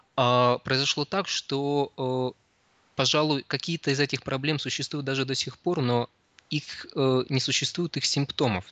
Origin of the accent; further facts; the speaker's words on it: Krasnoyarsk, Krasnoyarsk Krai, Russia; moved away as an adult; now in Saint Petersburg, Russia; я родился в Петербурге, но мои родители, когда мне было еще совсем немного лет, они переехали в Красноярск. И, собственно, вырос я там.